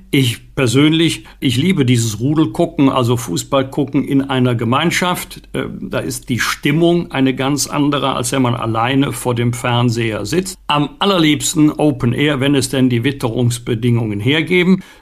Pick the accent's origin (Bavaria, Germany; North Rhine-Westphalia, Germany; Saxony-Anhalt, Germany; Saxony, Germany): North Rhine-Westphalia, Germany; Bergisch Gladbach; Also jedenfalls in meiner Heimatstadt Bergisch Gladbach, wohl auch in Köln